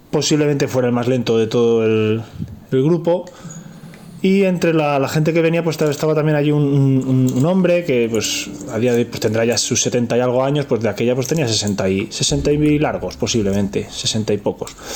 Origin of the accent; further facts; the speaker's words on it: Madrid, Community of Madrid, Spain; also born or lived in Soria; yo soy un chaval de Madrid